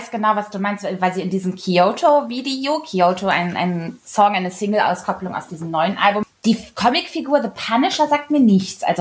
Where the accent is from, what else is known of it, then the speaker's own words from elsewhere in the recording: Kassel, Hesse, Germany; ich komme ja aus Kassel und da war so